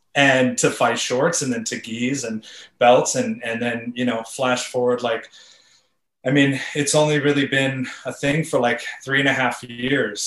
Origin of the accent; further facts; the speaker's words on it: California, United States; I grew up in California